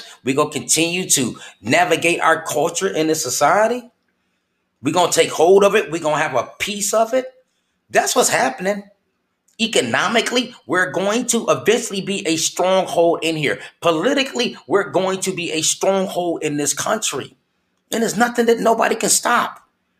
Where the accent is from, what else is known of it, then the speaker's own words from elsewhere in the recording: Flint, Michigan, United States; moved away; my home state of Flint, Michigan